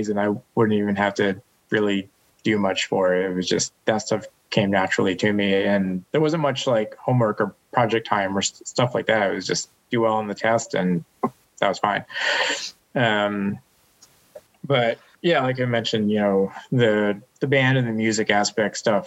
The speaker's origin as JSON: {"language": "English", "region": "Western Massachusetts", "country": "United States", "tie": "born or raised there", "said": "I grew up in Western Massachusetts, one of the bigger cities"}